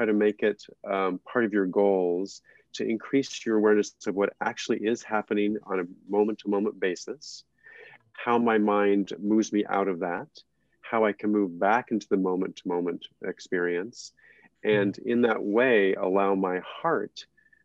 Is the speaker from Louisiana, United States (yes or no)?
no; New Mexico, United States; I come from New Mexico, where Native American Indian culture and Mexican culture are more primary